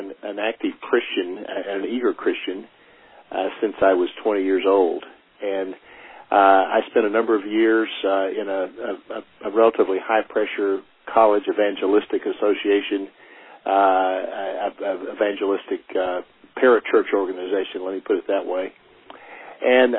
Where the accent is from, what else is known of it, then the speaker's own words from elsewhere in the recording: Oklahoma, United States; now in Colville, United States; I'm originally from Oklahoma